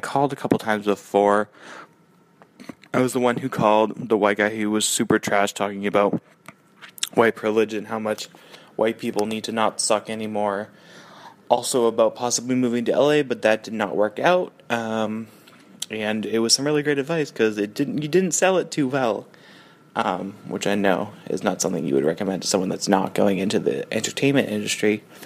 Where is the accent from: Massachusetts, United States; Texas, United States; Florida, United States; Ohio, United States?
Massachusetts, United States; Boston; moved away; I grew up kind of in Dorchester area.